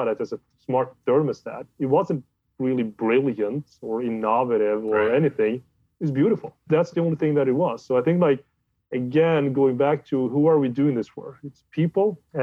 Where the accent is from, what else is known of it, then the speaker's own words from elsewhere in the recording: Sweden; I'm from Sweden